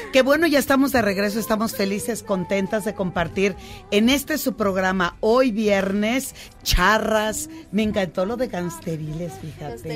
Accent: Culiacán, Sinaloa, Mexico; vengo de un contexto de la parte norte, soy de Culiacán

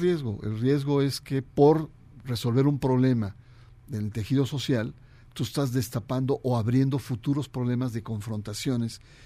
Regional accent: Mexico

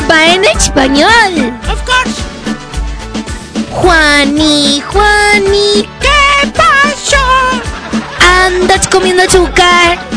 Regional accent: Monterrey, Nuevo León, Mexico; y que soy, soy de Monterrey.

